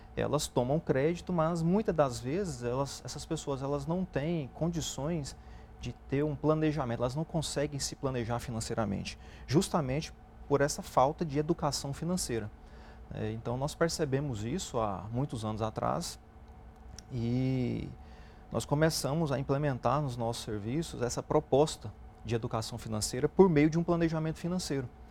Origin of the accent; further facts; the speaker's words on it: Brazil; Nós, como é, brasileiros, a gente acredita muito no país